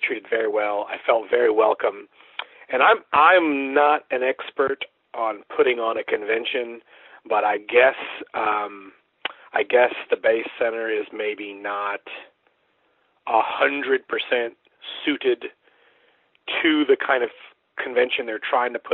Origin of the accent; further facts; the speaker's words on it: Central Florida, United States; moved away as an adult; also born or lived in Sanford, Florida / Ocala, Florida / Pensacola, Florida; now in Baton Rouge, United States; I'm originally from Central Florida. I was born in Sanford, which is kind of near Orlando. And I went to high school in the Ocala area.